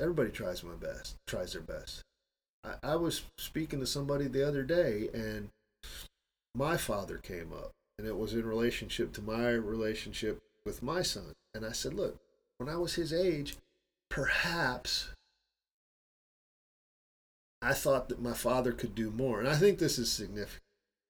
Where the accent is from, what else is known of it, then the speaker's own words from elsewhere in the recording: Midwest, United States; moved away as an adult; And I don't know where the hell I got this from, because that's not the way I was raised in the Midwest, was to leave my wife here, make sure I support her financially, get my shit together in the States, and bring her over.